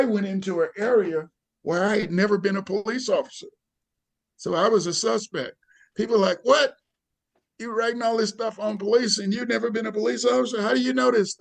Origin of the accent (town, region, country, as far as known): Mississippi, United States; born or raised there; moved away; also born or lived in Seattle, Washington / Albany, New York